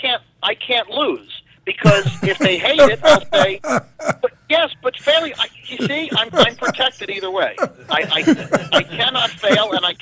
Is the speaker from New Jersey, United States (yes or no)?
yes; New Jersey, United States; now in Los Angeles, United States; I'm from New Jersey.